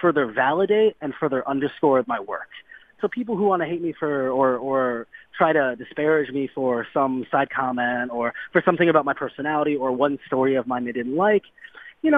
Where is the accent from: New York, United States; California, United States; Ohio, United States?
Ohio, United States; Cleveland; I'm from Cleveland